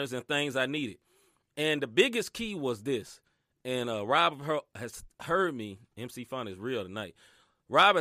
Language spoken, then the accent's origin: English; the South, United States; I grew up in the South, man.